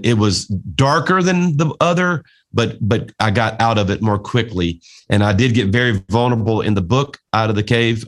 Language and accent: English; South Louisiana, United States; a Cajun from South Louisiana